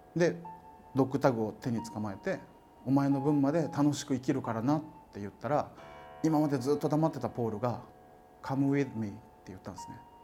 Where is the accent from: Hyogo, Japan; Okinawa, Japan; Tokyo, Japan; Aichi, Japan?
Okinawa, Japan; 僕沖縄出身